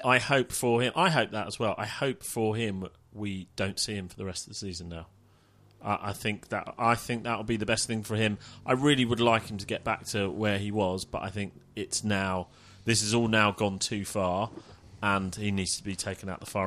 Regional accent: Middlesex, next door to Wembley, London, United Kingdom; I am from Middlesex, next door to Wembley

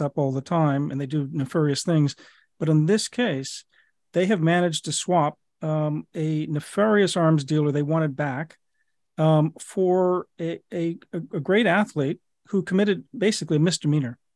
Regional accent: United States; as an American

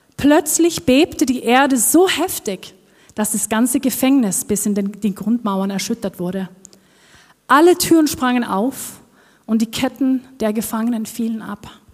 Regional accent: Norway; accent: Norwegian; German is a second language; moved away as an adult; Ich komme aus Norwegen, ich bin Norwegerin und das hört ihr vielleicht auch auf meinem Akzent, dass ich nicht hierher komme

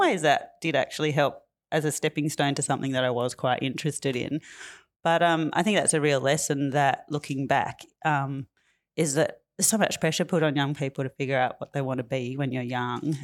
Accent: Tamworth, New South Wales, Australia; moved away as an adult; now in Fitzroy, Australia; I'm from New South Wales. I grew up and was born up on Kilroy Country in the country music capital of Australia.

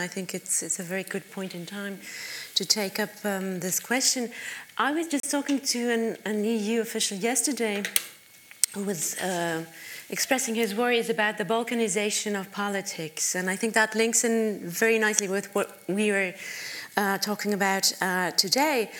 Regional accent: Germany; my home country, which is Germany

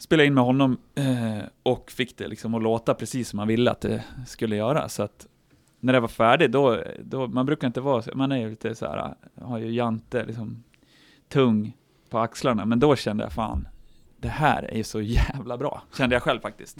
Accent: Horndal, Dalarna County, Sweden; från byn och Hornå där vi kommer ifrån

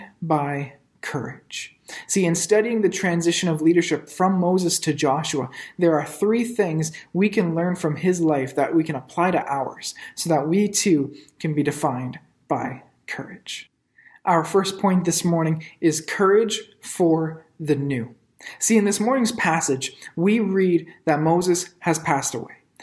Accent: Ottawa, Ontario, Canada; moved away as an adult; I grew up in Ottawa and I'm a big fan of my hometown teams

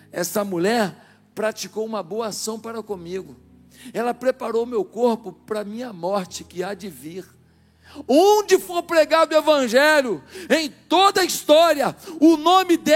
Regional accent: João Pessoa, Paraíba, Brazil; born there; Eu nasci na Paraíba. João Pessoa, olha meu sotaque, como é que é?

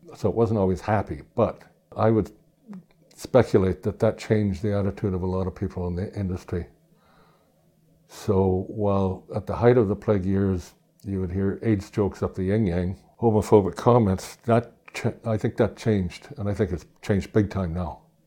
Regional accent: Toronto, Ontario, Canada; I grew up near the Scarborough Bluffs

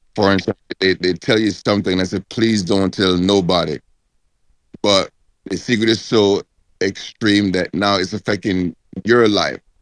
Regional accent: Jamaica; we as, as Jamaican

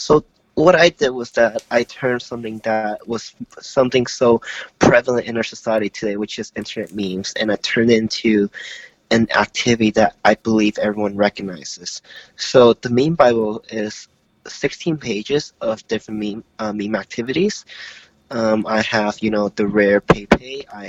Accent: Hong Kong; also born or lived in Florida / Oklahoma / New York; now in Toronto, Canada; I lived around Florida, Oklahoma, New York, but I was originally from Hong Kong.

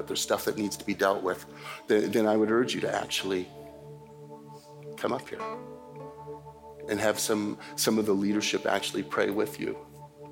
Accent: Canada; as a Canadian

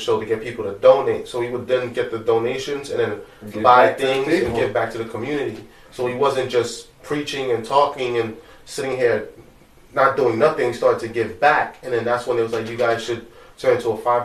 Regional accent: New York City, New York, United States; we grew up in Brooklyn, we grew up in Bushwick and Canarsie

